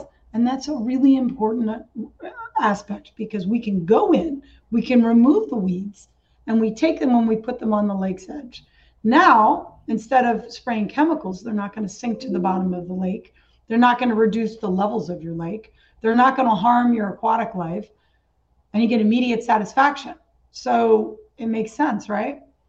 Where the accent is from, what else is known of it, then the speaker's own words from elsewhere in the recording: New York, United States; I came from the Catskills in New York, which is really, really beautiful area.